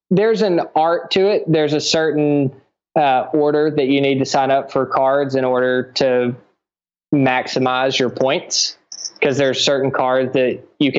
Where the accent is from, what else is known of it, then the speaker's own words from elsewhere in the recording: United States; moved away; as an American